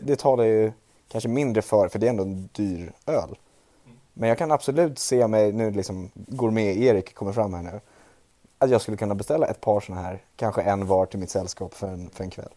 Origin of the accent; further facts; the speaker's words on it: Trollbäcken, Stockholm County, Sweden; från Trollbäcken, där jag är ifrån